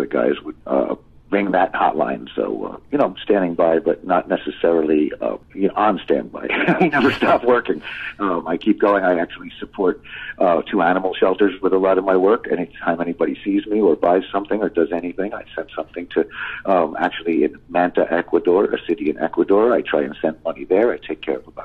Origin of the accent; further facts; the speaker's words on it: Paramus, New Jersey, United States; also born or lived in Hackensack, New Jersey; I grew up in Paramus, New Jersey